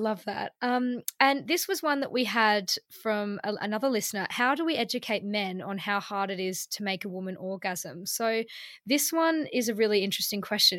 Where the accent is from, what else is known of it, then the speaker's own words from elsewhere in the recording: Melbourne, Victoria, Australia; now in London, United Kingdom; in Melbourne, where I'm from